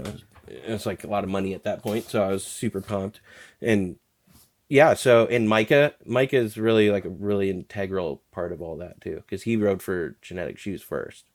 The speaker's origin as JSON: {"language": "English", "region": "Alaska", "country": "United States", "tie": "born or raised there", "moved": "yes", "said": "I appreciate growing up in Alaska"}